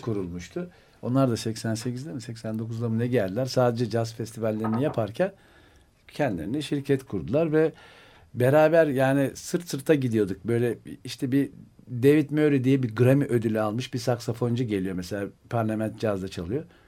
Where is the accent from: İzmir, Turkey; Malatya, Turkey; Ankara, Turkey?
Ankara, Turkey; moved away; also born or lived in Istanbul; ben Ankaralıyım. Sokaktan yetiştiğimiz için